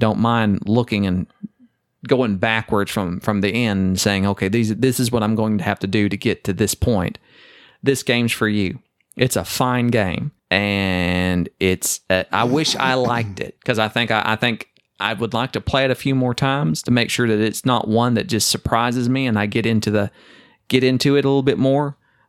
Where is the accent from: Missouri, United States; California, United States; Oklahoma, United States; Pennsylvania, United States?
Oklahoma, United States; I'm not from Texas. It's sufficient. I'm from Oklahoma.